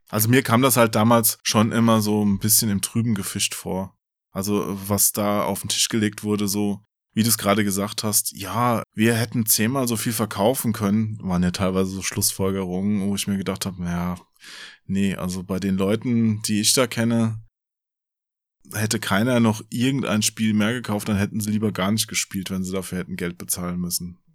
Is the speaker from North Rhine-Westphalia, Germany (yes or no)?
no; Offenbach area, Hesse, Germany; Ich bin ja auch in der Gegend da aufgewachsen und habe auch äh, in Frankfurt ja gearbeitet